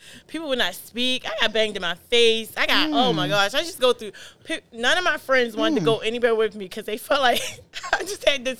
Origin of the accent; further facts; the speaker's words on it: Appomattox, Virginia, United States; moved away; I'm from Appomattox, Virginia.